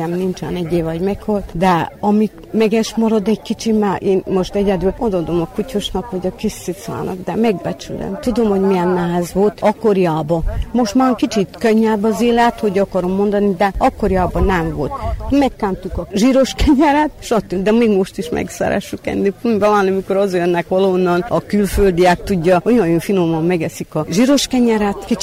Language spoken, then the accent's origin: Hungarian; Skorenovac, Vojvodina, Serbia